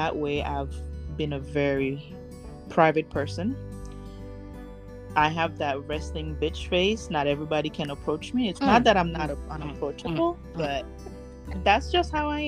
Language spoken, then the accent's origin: English; Haiti; now in Arizona, United States; I grew up in Haiti in a very restricted, you know, upbringing.